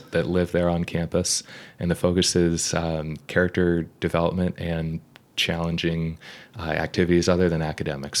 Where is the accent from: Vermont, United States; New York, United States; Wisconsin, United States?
Vermont, United States; moved away; also born or lived in Brunswick, Maine; growing up in Vermont.